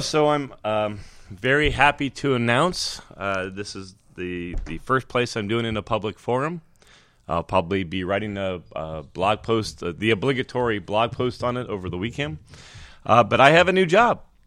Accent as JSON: {"language": "English", "region": "California", "country": "United States", "said": "in California, that, which is, that, that's my home state"}